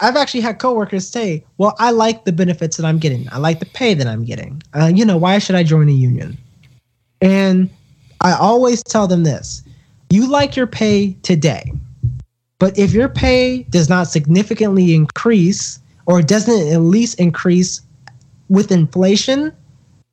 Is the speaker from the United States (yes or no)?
yes; North Carolina, United States; my home state of North Carolina